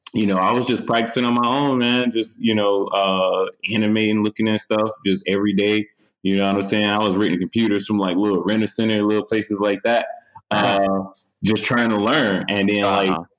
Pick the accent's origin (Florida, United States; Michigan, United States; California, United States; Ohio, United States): Michigan, United States; Detroit; In my hometown, Detroit, in Michigan